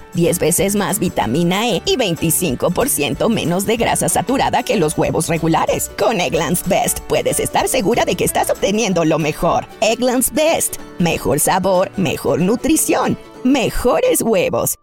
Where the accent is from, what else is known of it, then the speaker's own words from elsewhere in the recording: Mexico; now in Washington, United States; nuestros compatriotas en México